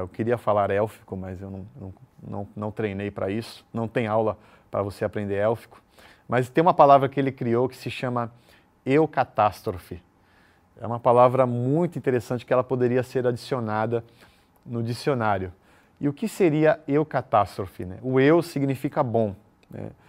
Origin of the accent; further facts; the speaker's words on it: São Paulo, Brazil; now in Recife, Brazil; Eu sou paulista